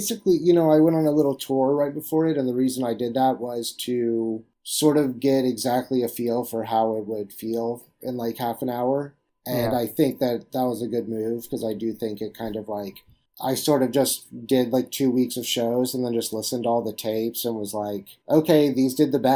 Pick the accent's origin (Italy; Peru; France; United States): United States; Jacksonville, Florida; I'm from Jacksonville, Florida